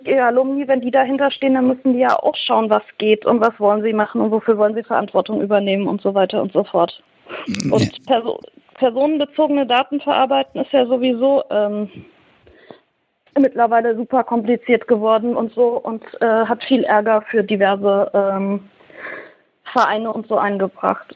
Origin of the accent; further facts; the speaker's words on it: Thuringia, Germany; ich komme halt aus Thüringen